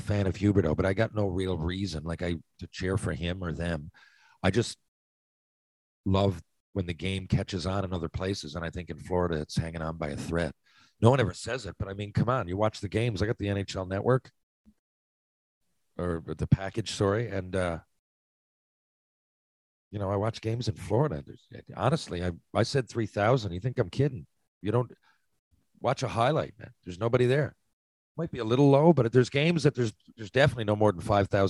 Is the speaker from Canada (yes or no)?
yes; Barrie, Ontario, Canada; we grew up in Barrie